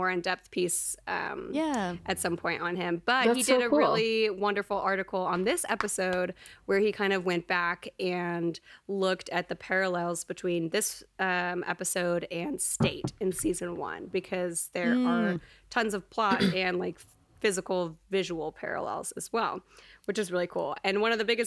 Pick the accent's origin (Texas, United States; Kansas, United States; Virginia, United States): Texas, United States; growing up in Texas